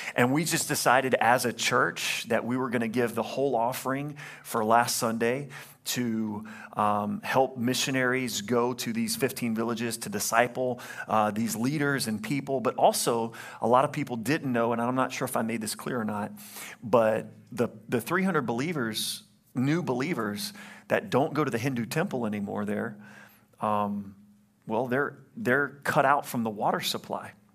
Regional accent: Louisiana, United States; I'm from Louisiana

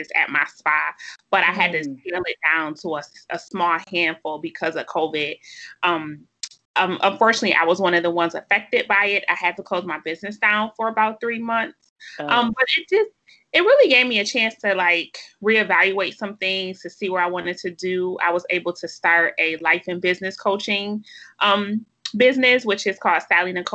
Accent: Buffalo, New York, United States; I grew up in Buffalo, New York

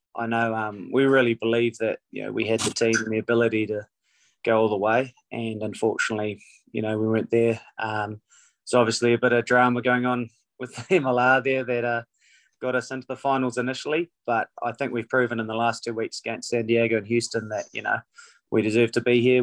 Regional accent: New Zealand; moved away as an adult; also born or lived in Canada; now in Seattle, United States; being a New Zealander

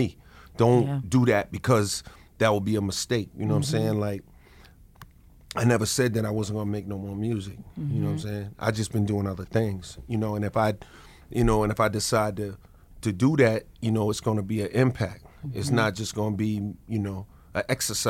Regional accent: New York City, New York, United States; grow up in Queens, you know, especially, you know, as a man, black man

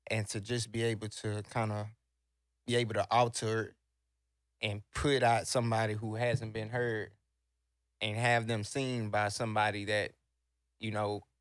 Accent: Houston, Texas, United States; also born or lived in Sacramento, California; I'm from the South Side. You know, I was raised in Pearl Homes. Uh, born in Sacramento, Cali. Uh, moved to Texas again around five.

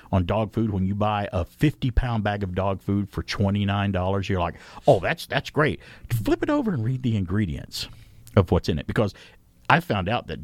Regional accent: the South, United States; I saw possums growing up as a kid, growing up in the South

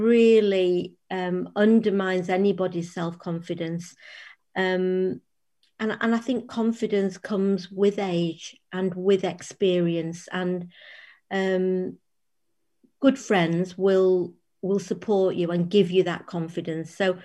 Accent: Sale, North West England, United Kingdom; also born or lived in Timperley; I grew up in Sale and in Timperley, and I went to Sale Girls Grammar School, which is still there.

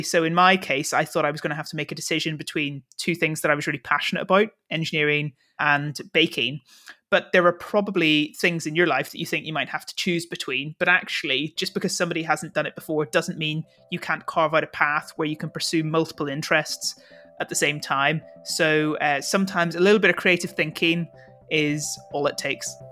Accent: Northern Ireland, United Kingdom; being Northern Irish

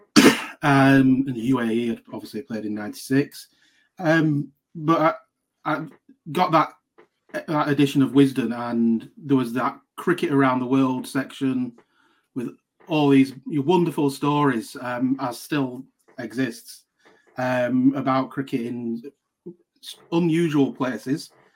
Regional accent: Lancashire, North West England, United Kingdom; I'm from Lancashire

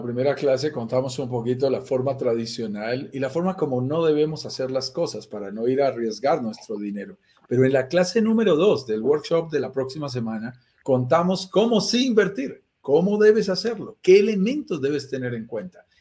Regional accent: Colombia; somos colombianos

